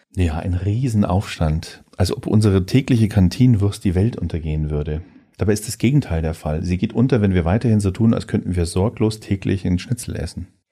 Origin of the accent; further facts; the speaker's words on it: Germany; wir als Deutsche